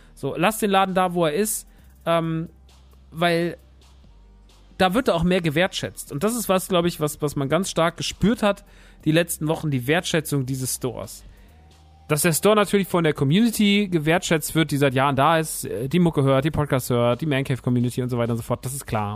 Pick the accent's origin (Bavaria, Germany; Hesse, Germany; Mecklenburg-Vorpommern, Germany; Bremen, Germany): Hesse, Germany; Rodgau; moved away; Rottgau ist ja meine alte Heimat